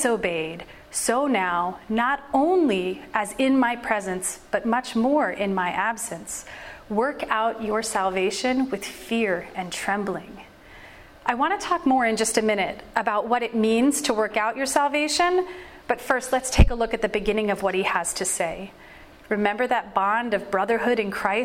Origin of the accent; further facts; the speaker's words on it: California, United States; moved away; I grew up mostly in California